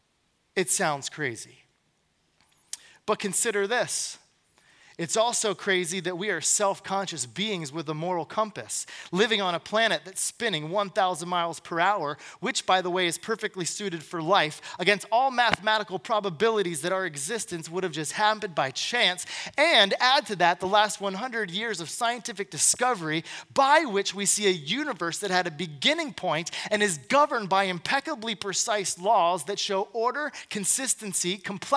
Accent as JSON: {"language": "English", "town": "Glen Burnie", "region": "Maryland", "country": "United States", "said": "I'm from Glen Burnie."}